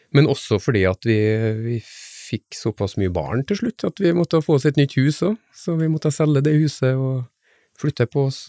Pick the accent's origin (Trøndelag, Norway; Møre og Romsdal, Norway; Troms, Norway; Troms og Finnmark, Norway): Møre og Romsdal, Norway; Frei; also born or lived in Oslo / Trondheim; now in Stord, Norway; nordmøring uh, fra Frei utenfor Kristiansund